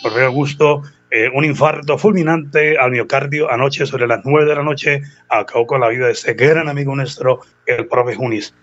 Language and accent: Spanish; San Gil, Santander, Colombia; somos exalumnos del Colegio Seminario San Carlos de San Gil